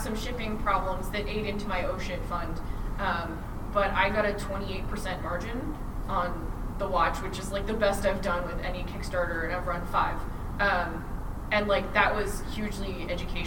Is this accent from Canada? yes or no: yes; Canada; I'm Canadian